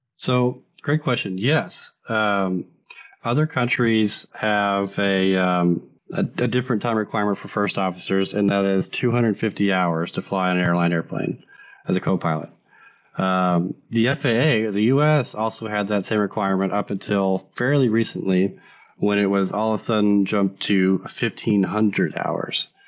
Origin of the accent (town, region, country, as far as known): United States